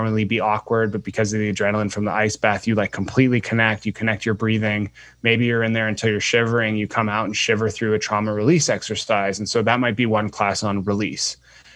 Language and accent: English; Guelph, Ontario, Canada; I grew up in a small city outside of Toronto called Guelph.